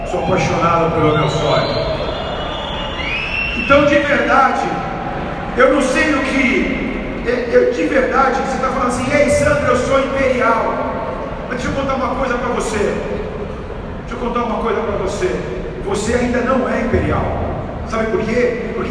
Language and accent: Portuguese; São Paulo, Brazil; eu sou do Lausanne, cara. Eu saí do extremo norte de São Paulo. Eu saí do Lausanne.